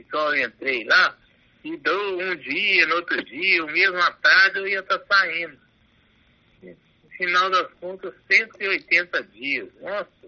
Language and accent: Portuguese; Minas Gerais, Brazil; eu, como bom mineiro